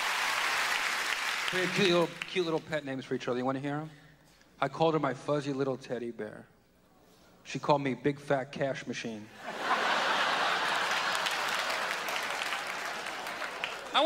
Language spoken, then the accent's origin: English; New York, United States; I'm from New York